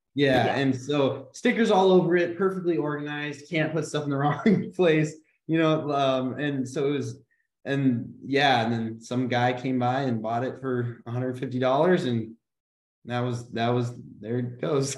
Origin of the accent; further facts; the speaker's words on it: Grand Forks, North Dakota, United States; moved away as an adult; also born or lived in Washington, D.C.; we're originally from Grand Forks, North Dakota.